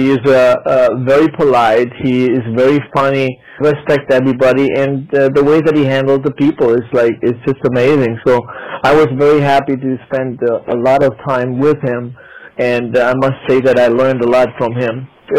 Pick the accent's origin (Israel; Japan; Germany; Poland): Germany; English is a second language; moved away as an adult; also born or lived in Vietnam; But I grew up in a state that was close to the French border. My first language in school was French.